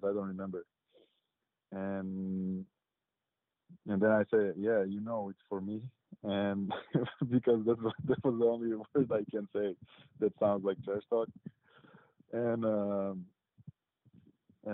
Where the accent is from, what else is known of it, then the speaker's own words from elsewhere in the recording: Serbia; moved away as an adult; now in Sacramento, United States; I'm coming from Serbia, and we grew up with you know, you have to choose the side of the fans you cheering for, Partizan or Red Star